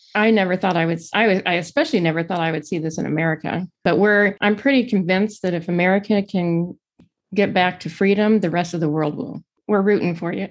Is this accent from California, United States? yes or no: yes; Pasadena, California, United States; now in Arlington, United States; I actually grew up in Pasadena, California.